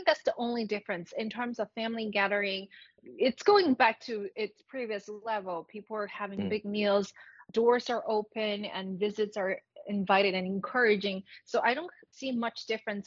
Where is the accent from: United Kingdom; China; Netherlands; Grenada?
China; Greater Bay Area, Guangdong; I'm from the Greater Bay Area